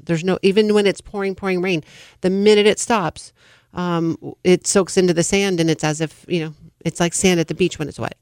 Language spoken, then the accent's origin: English; California, United States; I'm born and raised in California, not necessarily the Central Valley